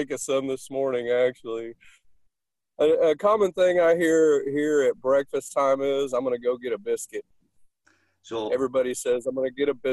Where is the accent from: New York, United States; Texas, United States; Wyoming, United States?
Texas, United States; accent: Texan; a lot of my accent I picked up from Texas.